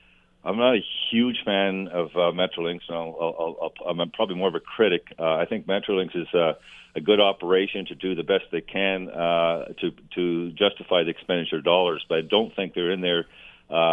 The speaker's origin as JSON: {"language": "English", "country": "Canada", "said": "as a Canadian"}